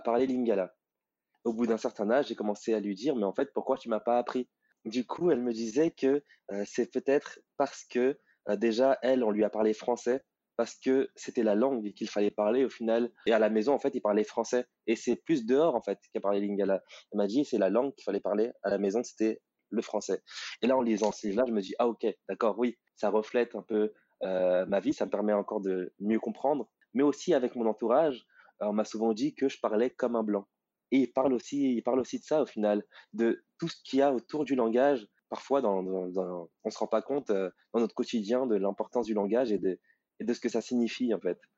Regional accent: Villepinte, Île-de-France, France; je suis euh, d'origine congolaise, euh, Congo-Brazzaville. Je suis né, euh, je suis né en France, à Villepinte, en banlieue parisienne

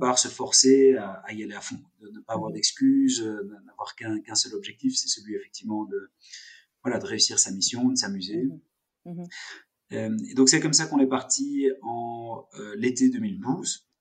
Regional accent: Brussels, Brussels-Capital Region, Belgium; also born or lived in Geneva; je suis né à Bruxelles.

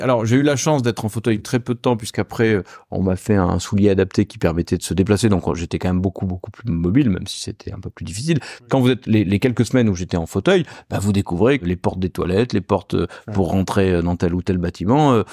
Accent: Bordeaux, Nouvelle-Aquitaine, France; moved away as an adult; now in Rouen, France; je suis bordelais, je suis venu ici pour travailler

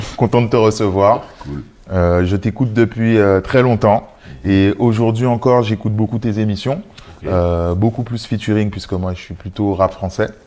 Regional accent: Guadeloupe; now in Paris, France; j'ai grandi en Guadeloupe

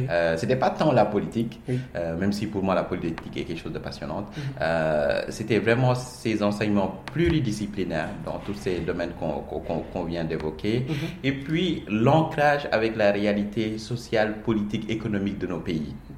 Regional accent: Dakar, Senegal; also born or lived in Petite Côte, Senegal; je suis né à, à Dakar, je suis très attaché à la Petite Côte

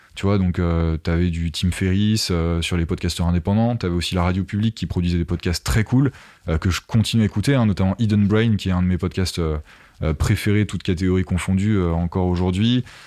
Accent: Essonne, Île-de-France, France; also born or lived in Paris; je suis né dans, dans l'Essonne, voilà, une petite, petit département au sud de Paris, euh, à la campagne

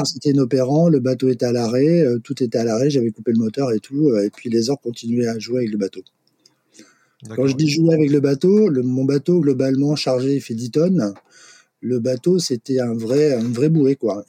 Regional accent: Brest, Brittany, France; moved away as an adult; moi je suis né à Brest, j'ai vécu 20 ans à Brest

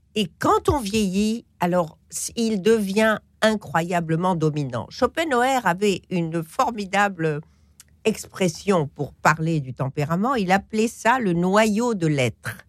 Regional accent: Morocco; moi je suis marocaine

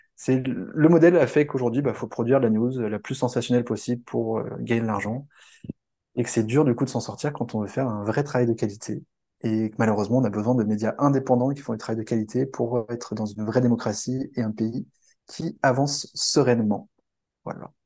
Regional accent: France; en tant que Français

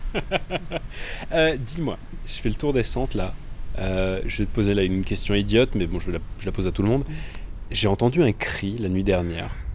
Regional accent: Mussy-sur-Marne, Île-de-France, France; now in Paris, France; J'ai passé toute mon enfance en Seine-et-Marne, dans un petit village de peut-être 300, 350 habitants

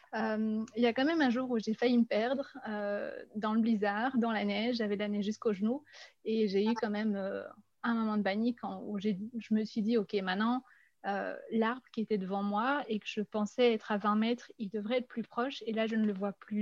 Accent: Belgium; now in Brussels, Belgium; je venais de Belgique

